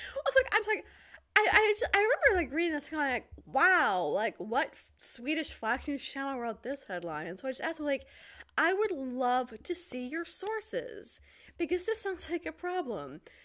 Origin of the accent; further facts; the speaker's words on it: Detroit, Michigan, United States; moved away as an adult; now in Poland; I am originally from the Detroit area, and I've got a YouTube channel, …